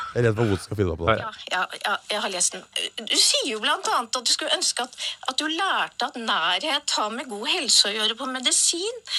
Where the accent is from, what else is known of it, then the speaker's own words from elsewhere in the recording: Stokke, Vestfold, Norway; lokal skistjerne hjemme i Stokke